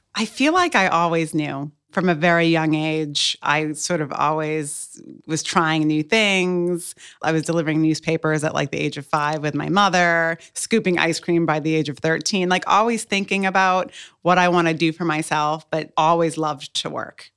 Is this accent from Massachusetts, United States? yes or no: yes; Cape Cod, Massachusetts, United States; also born or lived in Boston, Massachusetts; now in Hampton Roads, United States; I was born and raised on Cape Cod. Well, I was born in Boston, but raised in Cape Cod